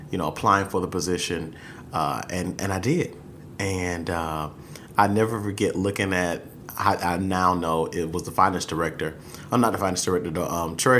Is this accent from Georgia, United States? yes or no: yes; Brunswick, Georgia, United States; moved away as an adult; now in Savannah, United States; for Coastal Georgia Community Action down in Brunswick, Georgia, which is my hometown.